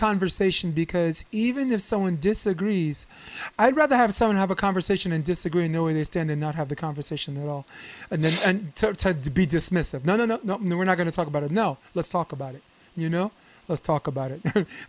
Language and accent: English; Brooklyn, New York, United States; Sorry, I'm from Brooklyn.